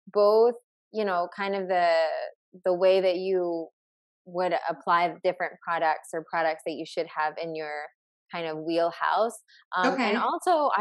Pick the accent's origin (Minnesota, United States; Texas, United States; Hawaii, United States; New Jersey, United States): New Jersey, United States; now in California, United States; I'm from New Jersey